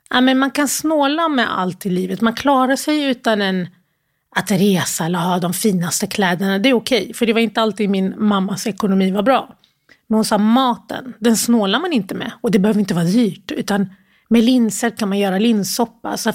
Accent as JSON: {"language": "Swedish", "town": "Malmö", "region": "Skåne", "country": "Sweden", "tie": "born or raised there", "also_born_or_lived": "Sierra Leone / Gothenburg", "said": "Um, ja, jag har vuxit upp i Malmö, mm. men eh, vi flyttade runt ganska mycket innan vi hamnade just i Malmö."}